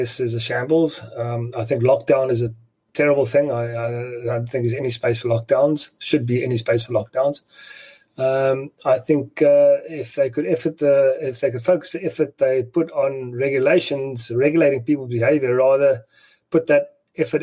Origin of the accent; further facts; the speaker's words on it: South Africa; as a South African